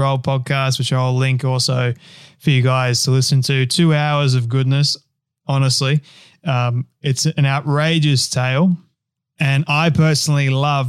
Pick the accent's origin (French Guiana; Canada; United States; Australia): Australia; my home country of Australia